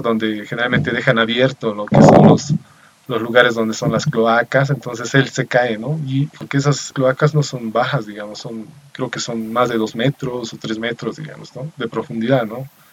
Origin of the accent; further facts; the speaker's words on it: Bolivia; soy de Bolivia.